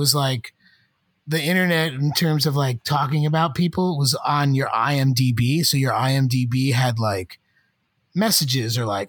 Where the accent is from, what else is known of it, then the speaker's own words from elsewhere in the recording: Georgia, United States; I'm from Georgia.